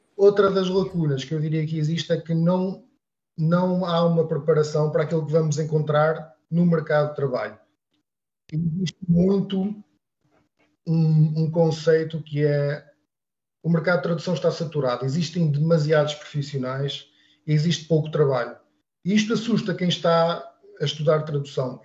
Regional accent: Portugal; first language European Portuguese; para nós, sendo portugueses

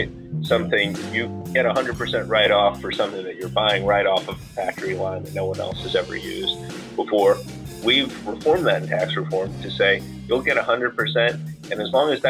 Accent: Yonkers, New York, United States; moved away as an adult; also born or lived in Bronx, New York; now in Washington, D.C., United States; I'm originally from New York, born in the Bronx, grew up in Yonkers, went to high school upstate

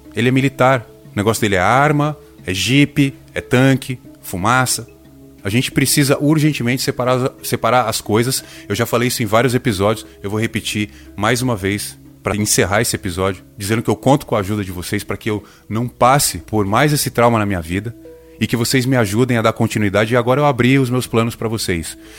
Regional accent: coast of São Paulo state, Brazil; vindo da região que eu venho, do litoral do estado de São Paulo

